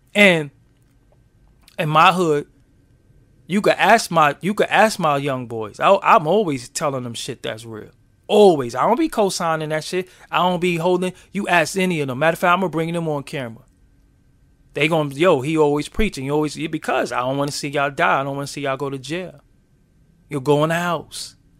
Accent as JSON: {"language": "English", "town": "New York City", "region": "New York", "country": "United States", "said": "I'm from Brooklyn."}